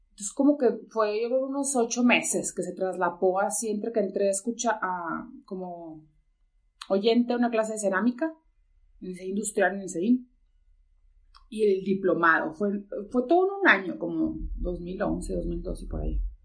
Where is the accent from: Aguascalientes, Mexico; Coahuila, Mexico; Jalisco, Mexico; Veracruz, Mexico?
Coahuila, Mexico; Monclova; also born or lived in Monterrey area, Nuevo León; now in Nuevo León, Mexico; Soy de Monclova, Coahuila, no soy regia, tengo mucho tiempo aquí, pero soy de Monclova